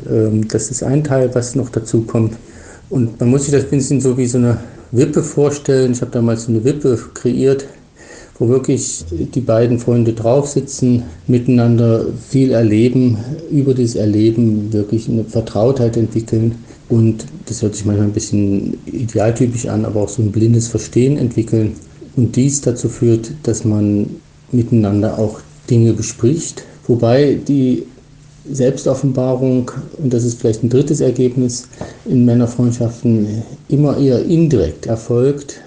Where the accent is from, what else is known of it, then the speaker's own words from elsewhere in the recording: Germany; moved away as an adult; now in Switzerland; als Deutsche, der in die Schweiz emigriert ist seit vielen Jahren